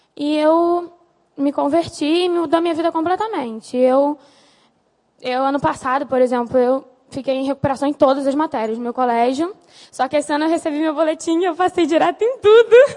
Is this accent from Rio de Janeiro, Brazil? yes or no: yes; Nova Iguaçu, Rio de Janeiro, Brazil; E minha família ficou toda em Nova Iguaçu, onde eu sempre morei